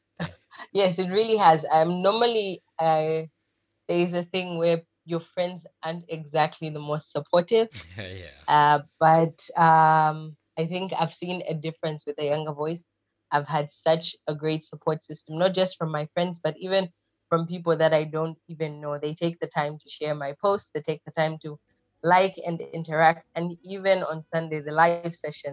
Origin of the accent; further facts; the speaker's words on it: Zambia; moved away as an adult; now in Malaysia; I am originally from Zambia, which is in the southern part of Africa, South Central